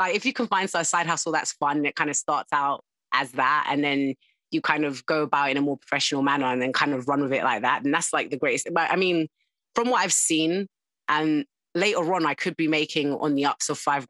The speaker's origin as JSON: {"language": "English", "town": "Croydon", "region": "London", "country": "United Kingdom", "tie": "born or raised there", "accent": "South London", "moved": "as an adult", "lives_now": "Surrey, United Kingdom", "said": "I was born and bred in South London, Croydon"}